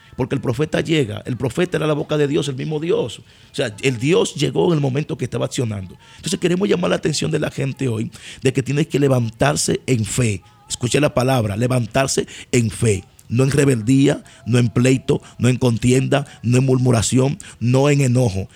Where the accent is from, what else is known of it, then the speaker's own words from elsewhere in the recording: Dominican Republic; tú regresas a Dominicana, pero tú regresas a tu casa